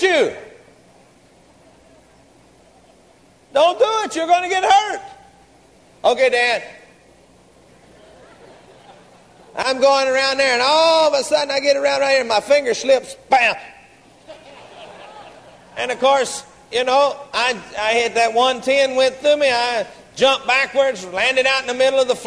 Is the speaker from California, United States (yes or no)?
no; Garland, Texas, United States; We grew up together down in Garland